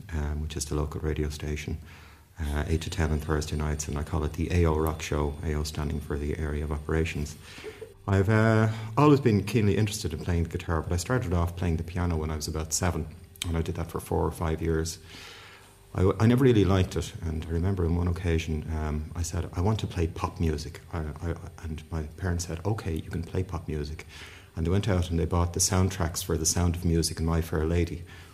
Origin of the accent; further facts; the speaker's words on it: Dublin, Leinster, Ireland; I was born in Dublin a long number of years ago, longer than I'd prefer to say, but my parents were both from Belfast